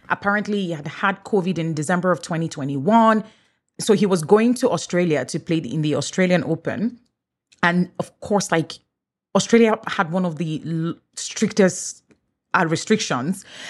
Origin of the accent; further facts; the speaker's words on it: Nigeria; first language English; moved away as an adult; now in Canada; Even though I'm Nigerian, English is my first language